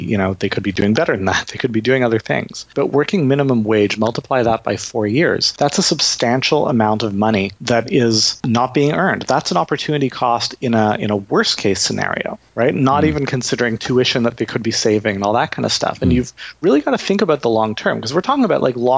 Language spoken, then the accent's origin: English; Canada; I'm Canadian